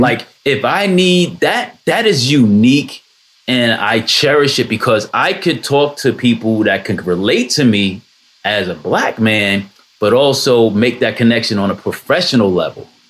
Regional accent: Jersey City, New Jersey, United States; Born and raised in Jersey City

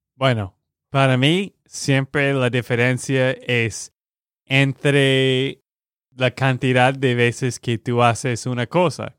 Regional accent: Texas, United States; de Texas, Estados Unidos.

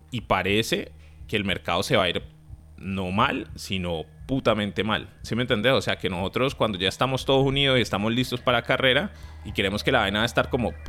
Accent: Uruguay; Y ahora nosotros no somos pues no somos de mentalidad de equipo chiquito, somos uruguayos, ¿me entendés? Uruguay no tiene ni 3, 4 millones de habitantes

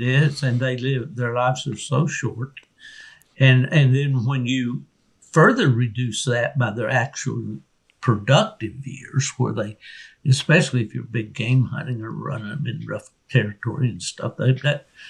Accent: Beckley, West Virginia, United States; my hometown of Beckley, West Virginia

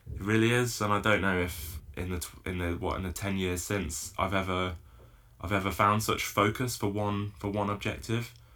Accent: Isle of Man; now in Falmouth, United Kingdom; I grew up paddling in the Isle of Man

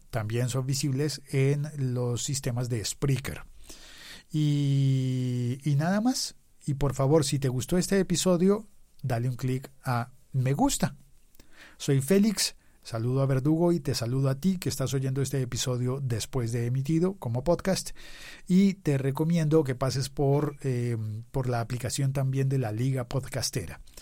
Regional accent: Bogotá, Colombia; yo estaba en Bogotá, Colombia

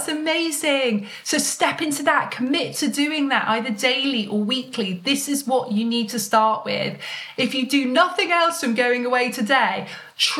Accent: United Kingdom; being British

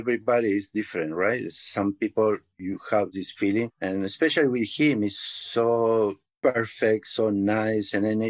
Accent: Uruguay; I'm from Uruguay, South America. It's a little country in the south between Argentina and Brazil.

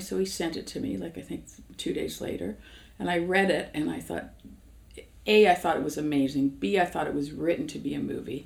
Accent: Toronto, Ontario, Canada; I grew up in Toronto right. in the east end of Toronto

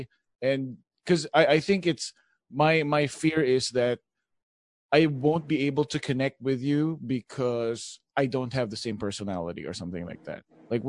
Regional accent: Philippines; English is a second language; now in United States; when I started out, I came from the Philippines and I knew how to speak English, but not like California English. So I had to like immerse myself into the culture.

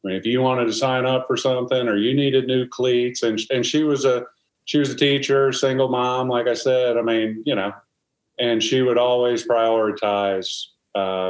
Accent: New Jersey, United States; moved away; also born or lived in South Carolina / Seattle; I grew up in New Jersey.

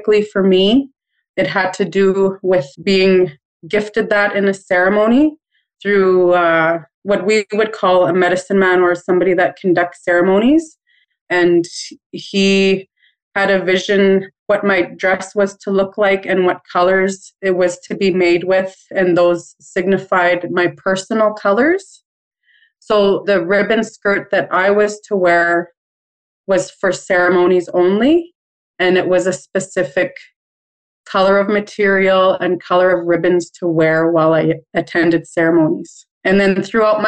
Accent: Waywayseecappo First Nation, Manitoba, Canada; I'm from the Turtle Clan, and I am from Wewe Sikapo First Nation, and it is in Treaty 4 territory

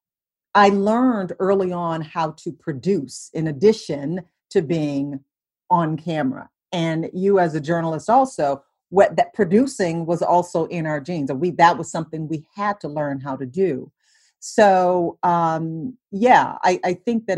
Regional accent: Detroit, Michigan, United States; moved away as an adult; also born or lived in Atlanta; growing up in Detroit

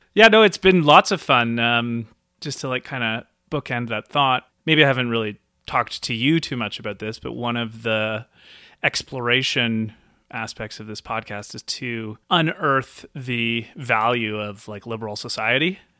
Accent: Nelson, British Columbia, Canada; moved away as an adult; I have recently moved back to my hometown of Nelson, B C

